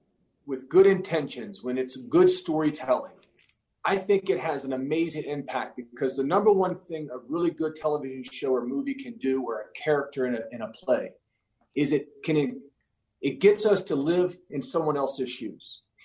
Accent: rural Virginia, United States; I went to a high school in pretty small rural Virginia.

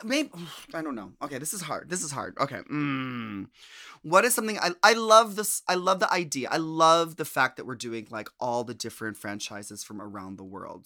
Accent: United States; we as American queens

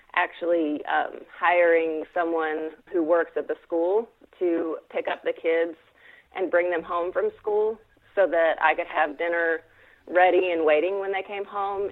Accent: Fayetteville, Arkansas, United States; I am from Fayetteville, Arkansas.

